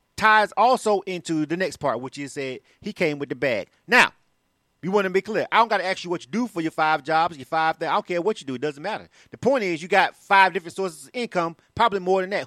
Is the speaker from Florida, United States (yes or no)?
yes; Panama City, Florida, United States; I'm actually from Florida myself, so I'm born and raised uh, in Panama City, Florida